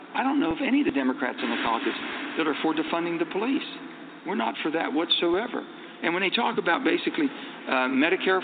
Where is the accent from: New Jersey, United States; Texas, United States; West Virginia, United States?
West Virginia, United States; how I was raised in West Virginia